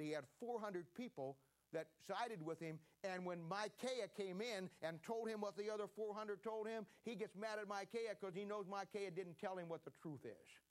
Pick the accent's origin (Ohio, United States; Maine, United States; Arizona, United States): Ohio, United States; moved away as an adult; now in Kansas City, United States; I was born and raised in Ohio